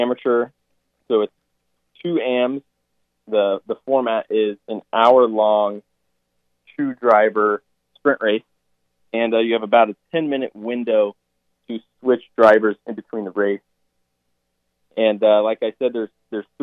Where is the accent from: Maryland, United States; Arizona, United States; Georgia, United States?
Arizona, United States; Cave Creek; I am from Cave Creek, Arizona